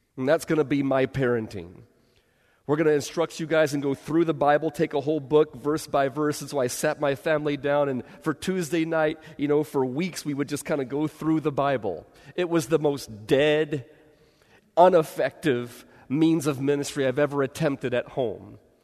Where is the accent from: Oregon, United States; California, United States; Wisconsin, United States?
California, United States; Bay Area; I grew up in the Bay Area